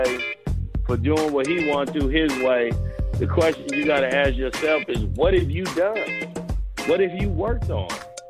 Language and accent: English; the Bay Area, California, United States; I'm from the Yay.